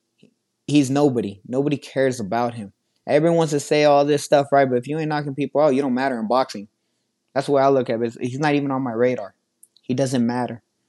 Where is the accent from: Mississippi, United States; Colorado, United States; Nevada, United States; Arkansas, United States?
Nevada, United States; Las Vegas; I'm so excited to be back here in my hometown